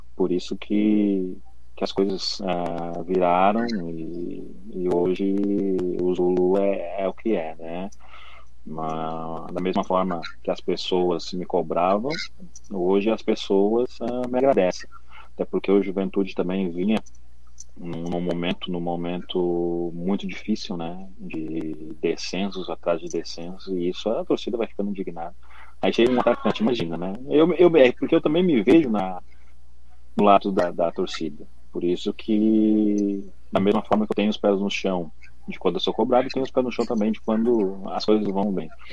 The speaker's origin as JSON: {"language": "Portuguese", "region": "Rio Grande do Sul", "country": "Brazil", "said": "eu sou do Rio Grande do Sul"}